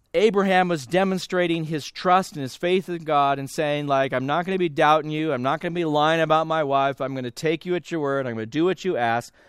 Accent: California, United States; I grew up in California

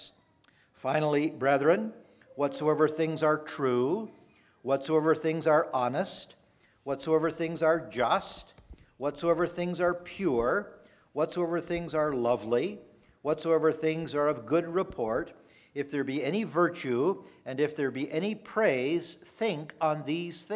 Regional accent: Ontario, Canada; I come from Ontario, Canada

